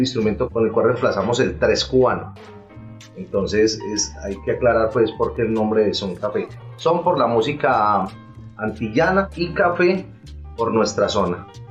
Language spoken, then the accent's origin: Spanish; Coffee Region, Colombia; Y del café, que es nuestra esencia, que es donde nosotros nacimos